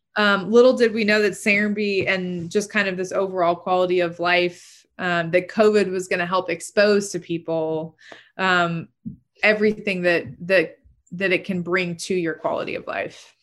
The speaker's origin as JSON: {"language": "English", "town": "Chattahoochee Hills", "region": "Georgia", "country": "United States", "tie": "born or raised there", "said": "I grew up in Chat Hills when there was, you know, nada, there was nothing."}